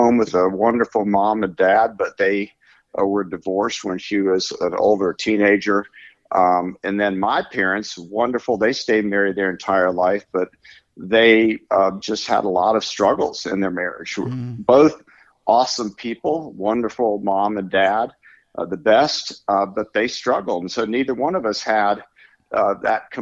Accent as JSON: {"language": "English", "region": "Florida", "country": "United States", "said": "I'm from Florida"}